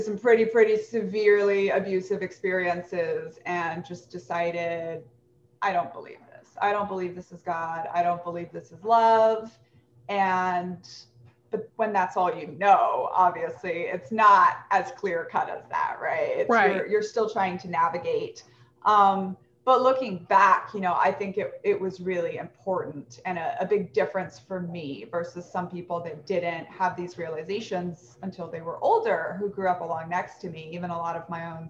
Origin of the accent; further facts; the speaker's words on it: Brazil; also born or lived in Philippines / Japan / Peru / United States; I was born in the Philippines, lived in Japan briefly as a child, Peru briefly as a child, and then 10 years in Brazil. And then a little bit in the US and a little bit in Mexico after that.